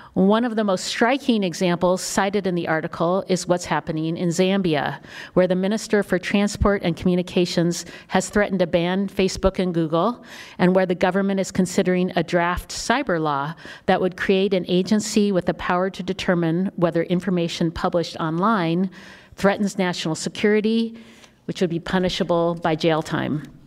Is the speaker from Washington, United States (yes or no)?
yes; Washington, United States; my home state of Washington